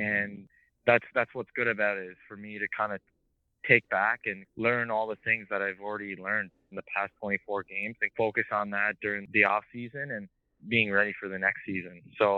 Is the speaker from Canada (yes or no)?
no; Japan; also born or lived in Australia; I was born in Australia, but I moved to Japan when I was 1 year old. So during all my childhood, my dad started putting skates on my feet